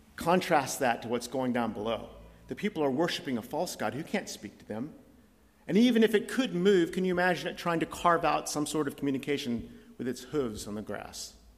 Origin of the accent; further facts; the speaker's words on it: United States; now in Scotland, United Kingdom; as an American